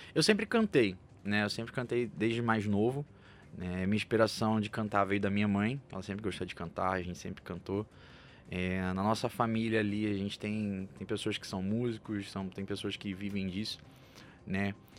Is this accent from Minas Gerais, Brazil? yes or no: no; Rio de Janeiro, Brazil; moved away as an adult; also born or lived in Goiânia; now in São Paulo, Brazil; Eu sou do Rio, sou carioca, sou lá de Copacabana